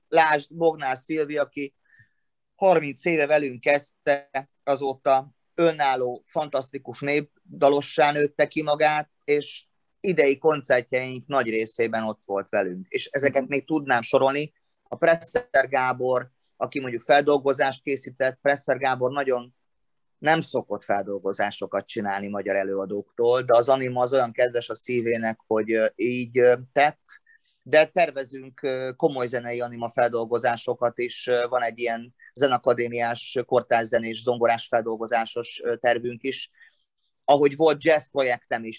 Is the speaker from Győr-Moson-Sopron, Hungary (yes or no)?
no; Szombathely, Vas, Hungary; now in Martonvásár, Hungary; ahol születtem szombathelyen